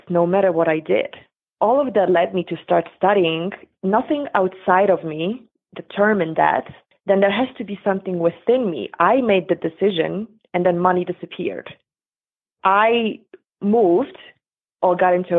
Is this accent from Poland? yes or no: yes; Poland; moved away; I grew up in Poland in late 70s, 80s, and early 90s